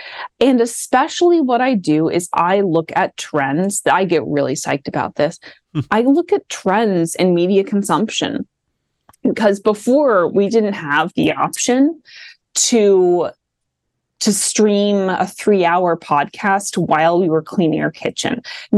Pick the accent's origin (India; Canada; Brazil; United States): United States; Midwest; accent: Midwest; So I say coastal with my latent Midwest accent.